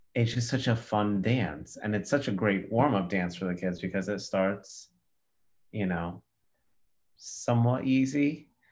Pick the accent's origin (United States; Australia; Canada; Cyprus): Cyprus; I'm from Cyprus